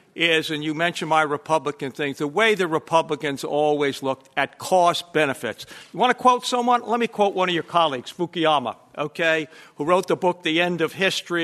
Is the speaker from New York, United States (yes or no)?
yes; New York City, New York, United States; growing up in New York City